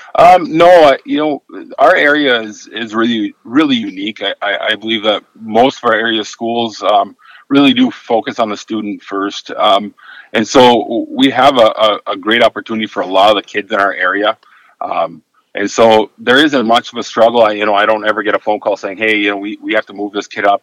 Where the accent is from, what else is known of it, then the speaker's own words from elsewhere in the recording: Upper Michigan, United States; I, I, was born and raised in Upper Michigan, a small little town, and, and I've been lucky enough to uh, work in the same small town